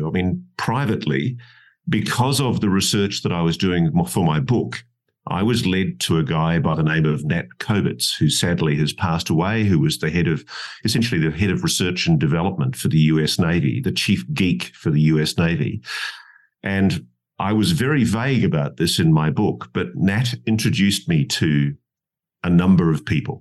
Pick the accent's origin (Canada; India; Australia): Australia; being an Australian